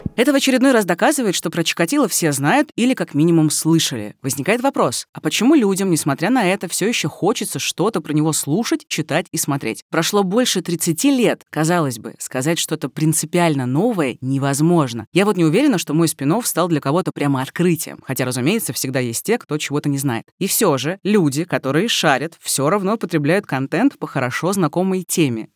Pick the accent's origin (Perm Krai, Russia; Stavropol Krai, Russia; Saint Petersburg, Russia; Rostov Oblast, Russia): Rostov Oblast, Russia; Rostov-on-Don; born or raised there